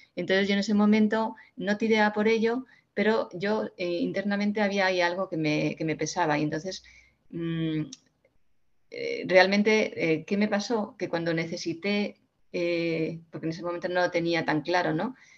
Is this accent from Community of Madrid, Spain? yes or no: yes; Community of Madrid, Spain; mi pueblo, donde yo vivo, en Madrid